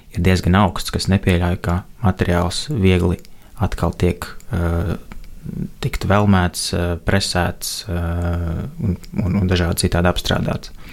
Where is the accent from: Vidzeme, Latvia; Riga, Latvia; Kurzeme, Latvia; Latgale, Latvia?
Vidzeme, Latvia; Cēsis; no Cēsī, no kurienes es nāku